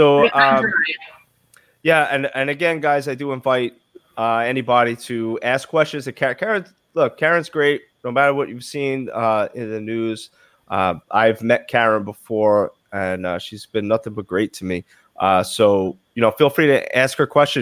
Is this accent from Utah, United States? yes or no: no; New York City, New York, United States; accent: Brooklyn; my Brooklyn accent